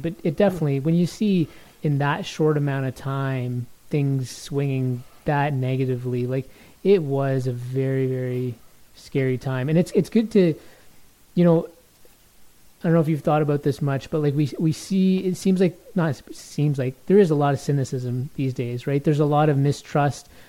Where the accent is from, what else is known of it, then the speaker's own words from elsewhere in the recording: Toronto, Ontario, Canada; I grew up in Toronto